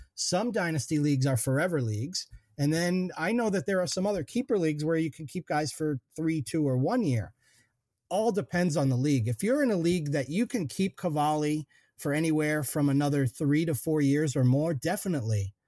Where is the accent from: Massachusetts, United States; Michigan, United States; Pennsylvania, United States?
Massachusetts, United States; Eastern; now in Western Massachusetts, United States; I'm a Western Mass transplant. Actually, I grew up in Eastern Mass, but oh, now West now Western Mass is home